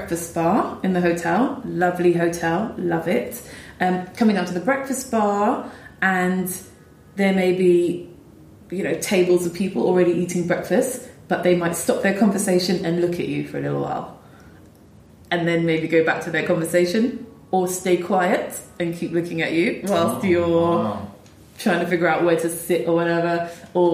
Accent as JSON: {"language": "English", "region": "London", "country": "United Kingdom", "tie": "born or raised there", "said": "I was born and raised in London."}